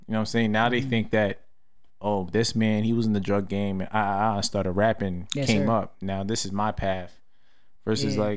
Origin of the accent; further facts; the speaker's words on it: Rockland, New York, United States; also born or lived in Canarsie, Brooklyn, New York; I spent most of my life in Rockland, so I guess I'm a Rockland nigga, but the beginning years of my life was in Brooklyn.